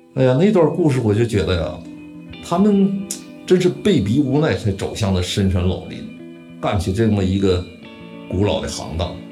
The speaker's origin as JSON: {"language": "Chinese", "town": "Wuchang", "region": "Heilongjiang", "country": "China", "tie": "born or raised there", "moved": "as an adult", "said": "一九六一年出生，然后在黑龙江省武昌县，商河屯林业局第一个小林厂长大。松花江有一条主要的支流叫拉林河，拉林河的源头在我的家乡"}